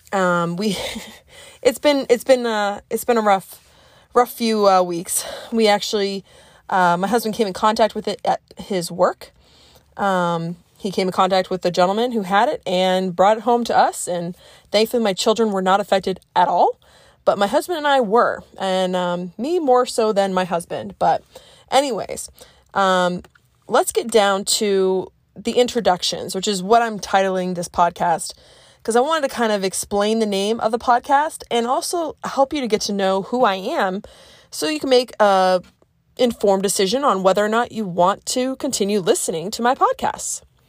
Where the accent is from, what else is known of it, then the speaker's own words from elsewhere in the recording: Cape Cod, Massachusetts, United States; also born or lived in Colorado; because I grew up in Massachusetts, I tend to speak fast.